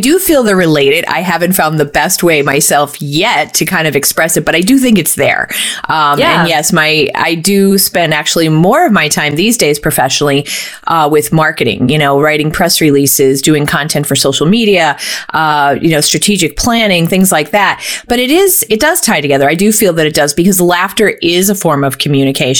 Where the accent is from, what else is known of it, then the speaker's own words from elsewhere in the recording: Scranton, Pennsylvania, United States; I was born and raised in Scranton, so I'm a Northeastern Pennsylvania person who's chosen to stay here